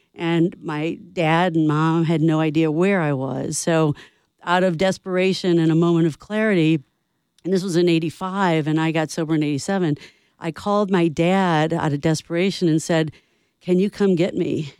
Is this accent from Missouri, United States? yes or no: yes; St. Louis, Missouri, United States; moved away; I'm from St. Louis